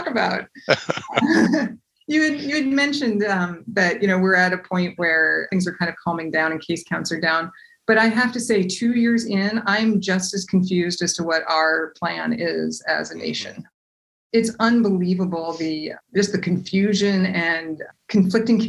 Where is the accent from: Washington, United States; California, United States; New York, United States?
Washington, United States; Seattle; I grew up in Seattle